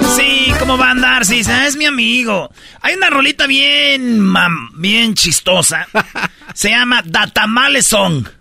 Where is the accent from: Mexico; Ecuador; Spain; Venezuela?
Mexico; nosotros los mexicanos